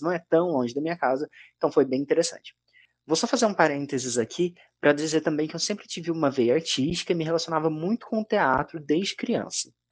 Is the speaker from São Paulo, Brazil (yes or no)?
no; Três Pontas, Minas Gerais, Brazil; Eu sou natural de Três Pontas, Minas Gerais